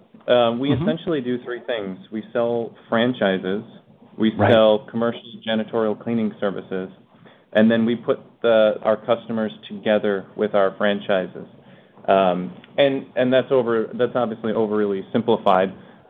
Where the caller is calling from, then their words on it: Phoenix, Arizona, United States; It is. I'm calling from Phoenix, Arizona.